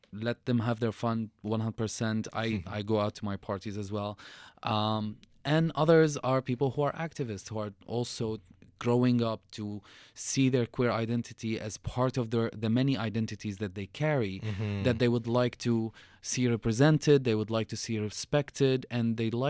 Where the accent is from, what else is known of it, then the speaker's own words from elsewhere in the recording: Syria; moved away; People are always going to be curious about the way I look and who I am and where I came from and the my accent and the mm-hmm. The history of Syria and the history of me as a refugee.